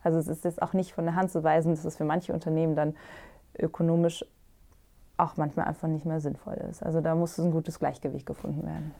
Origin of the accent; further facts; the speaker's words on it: Germany; bei uns in Deutschland